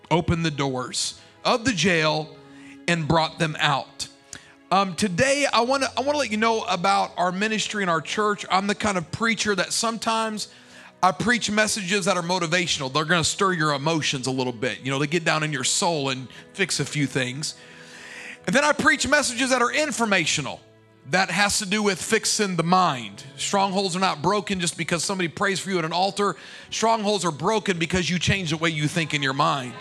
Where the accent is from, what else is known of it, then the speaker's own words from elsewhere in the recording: United States; we as American modern day people